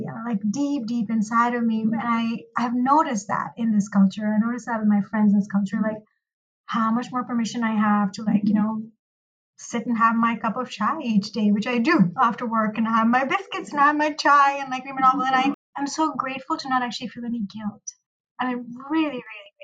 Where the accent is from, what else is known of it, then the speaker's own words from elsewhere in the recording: Pakistan; moved away as an adult; now in United States; I am a Pakistani American licensed marriage and family therapist, and I grew up in Pakistan